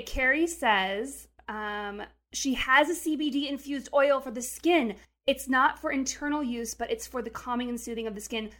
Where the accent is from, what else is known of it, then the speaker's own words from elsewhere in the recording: Montana, United States; I'm from Montana